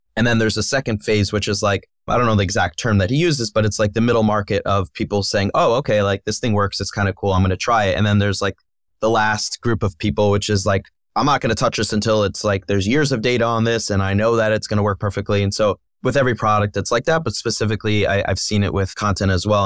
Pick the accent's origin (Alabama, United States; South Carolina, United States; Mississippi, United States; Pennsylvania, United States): Pennsylvania, United States; Philadelphia; I grew up in Philadelphia.